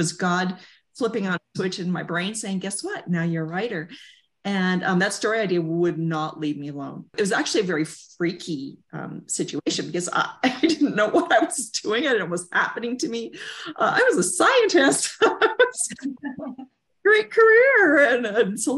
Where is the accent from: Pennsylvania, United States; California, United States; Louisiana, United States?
California, United States; Southern; I grew up in Southern California